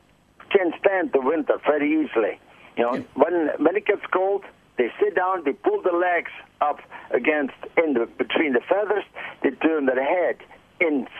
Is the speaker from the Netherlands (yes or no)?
yes; Netherlands; now in Michigan, United States; I'm from the Netherlands